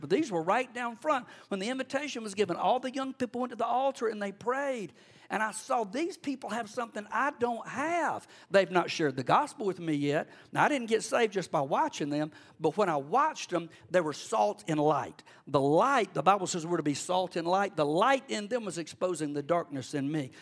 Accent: Cordele, Georgia, United States; also born or lived in Athens, Georgia; I grew up in Cordill in South Georgia

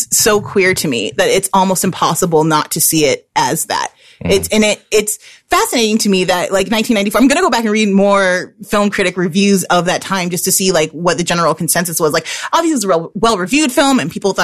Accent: Chicago, Illinois, United States; I'm from Chicago

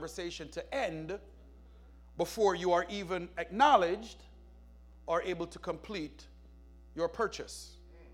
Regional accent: Jamaica; where I was growing up in Jamaica

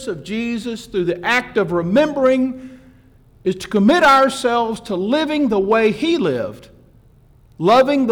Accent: Atlanta, Georgia, United States; growing up in Atlanta

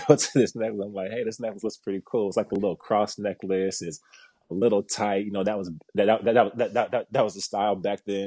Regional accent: Kansas City, Missouri, United States; moved away; When I was back home in Kansas City, I'm from Kansas City originally

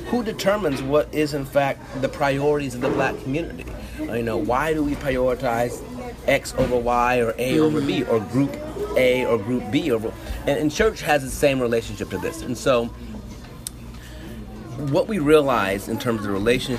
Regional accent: Toledo, Ohio, United States; my hometown, Toledo, Ohio

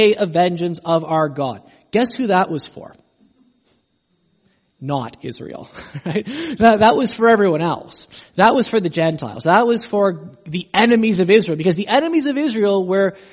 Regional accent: Canada; I'm Canadian

